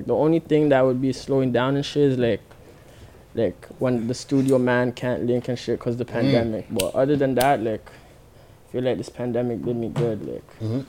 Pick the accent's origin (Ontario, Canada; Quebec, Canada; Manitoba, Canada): Ontario, Canada; Brampton; But I'm everywhere Brampton, but, like, my mom stays on one side of Brampton, and my pop stays on the next side of Brampton, but...